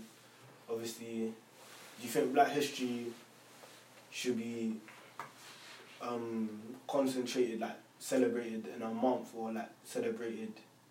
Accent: United Kingdom; us being Black males, growing up in the UK, diaspora, isn't it? Obviously, I'm from Madge.

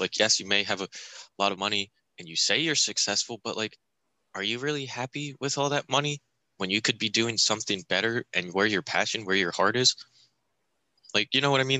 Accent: Montoursville, Pennsylvania, United States; born or raised there

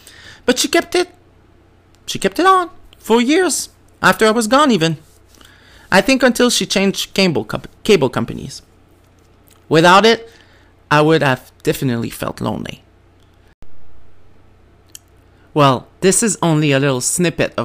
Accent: New Brunswick, Canada; first language French; English is a second language; I grew up French in New Brunswick. Didn't speak English until I turned 15.

